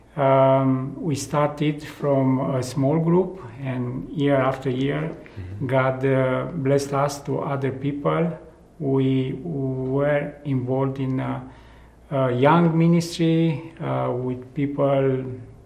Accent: Romania; also born or lived in Timișoara; now in Brașov, Romania; I'm from Romania, and I am a missionary with Hardcry

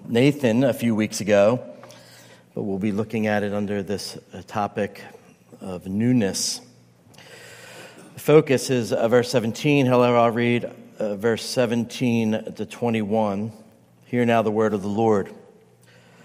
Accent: United States; I'm an American, I'm an Italian, I could say I'm a pastor

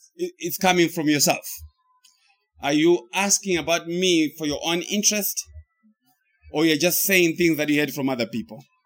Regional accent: Zimbabwe; now in United States; I came from the United States. But before I went to the United States, I came from Zimbabwe. So I pre existed my life in the United States because I was in Zimbabwe.

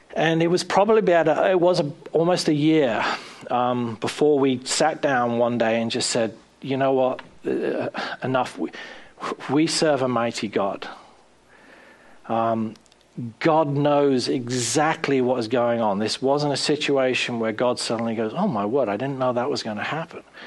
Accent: South East England, United Kingdom; moved away as an adult; also born or lived in Bournemouth, England / Brighton, England / Pennsylvania, United States / Florida, United States; now in United States; a boy from just outside London

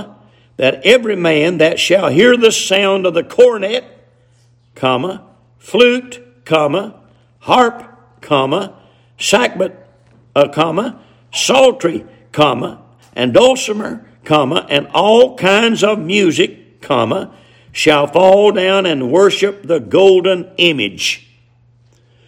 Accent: the South, United States; accent: hillbilly English; us hillbillies down here in the South

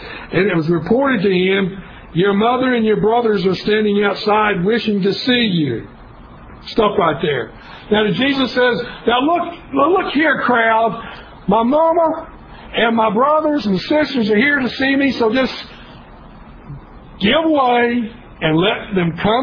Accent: Kingsport, Tennessee, United States; East Tennessee State University was about 25 miles from my hometown, Kingsport

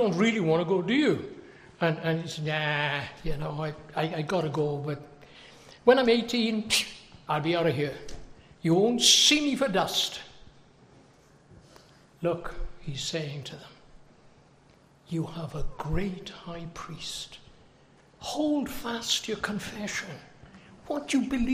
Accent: United Kingdom; now in United States; As you can tell by my accent, I think I've lived in America almost 40 years, but I don't think I've got a real good American accent. I come from the United Kingdom.

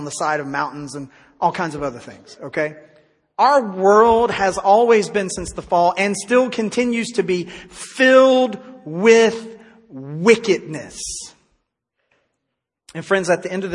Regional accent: Tennessee, United States; now in Texas, United States; my home state of Tennessee

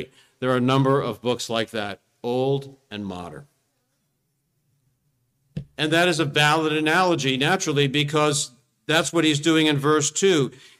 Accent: New Jersey, United States; Well, we come from South Jersey. South Jersey is kind of a beautiful place, but not like here.

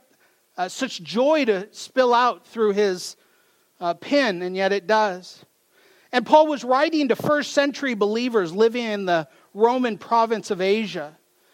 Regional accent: Mount Vernon, Washington, United States; I come from Mount Vernon, Washington, so not too far from here

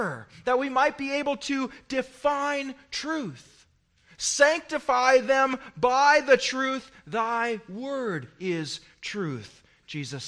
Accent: United States; as an American

